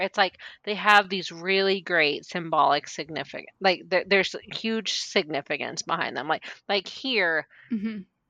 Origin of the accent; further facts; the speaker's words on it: United States; as an American